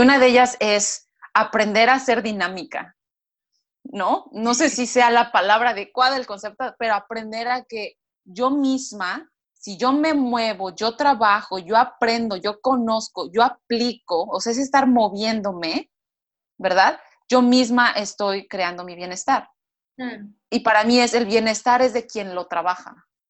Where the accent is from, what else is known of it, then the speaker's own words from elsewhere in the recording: Mexico; moved away as an adult; also born or lived in United States / Brazil; yo soy mexicana, pero en dos diferentes países, Estados Unidos y Brasil